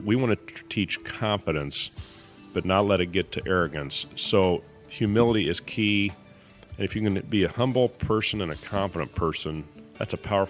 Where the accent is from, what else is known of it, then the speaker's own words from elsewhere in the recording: Berne, Indiana, United States; I was born here in Bern, Indiana in 1964. And to a wonderful family, wonderful parents